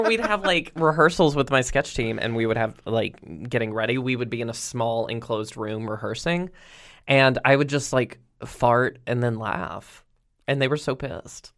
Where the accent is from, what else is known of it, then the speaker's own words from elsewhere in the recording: Roanoke, Virginia, United States; I had a sketch show, uh, in my hometown on the Cable Access